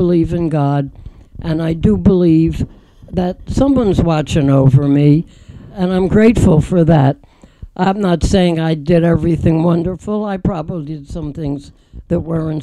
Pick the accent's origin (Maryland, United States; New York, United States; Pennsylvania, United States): Pennsylvania, United States; Philadelphia; moved away; I'm from Philadelphia